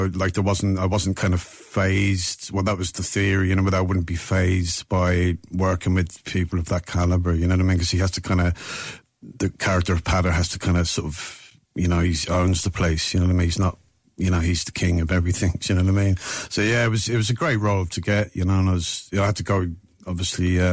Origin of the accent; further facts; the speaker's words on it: London, United Kingdom; I was born in London but of Irish parents